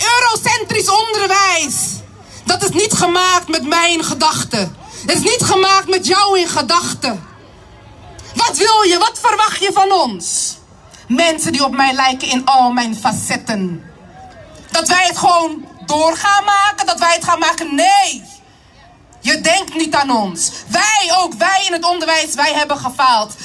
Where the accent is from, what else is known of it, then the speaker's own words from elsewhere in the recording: Rotterdam, South Holland, Netherlands; ik ben hier geboren en getogen